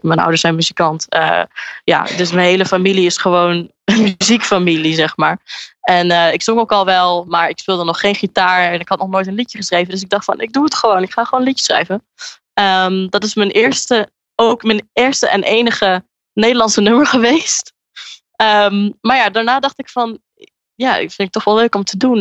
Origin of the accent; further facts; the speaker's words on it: Enschede, Overijssel, Netherlands; moved away as an adult; now in Brighton, United Kingdom; ik woon in Enschede en ik kom uit Enschede